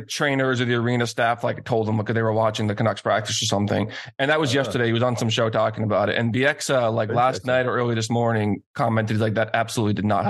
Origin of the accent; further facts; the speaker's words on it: Boston, Massachusetts, United States; I'm from Boston.